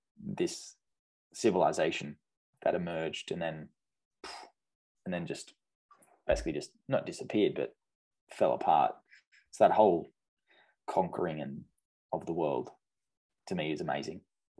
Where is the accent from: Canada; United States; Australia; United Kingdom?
Australia; just like what I grew up with in Australia.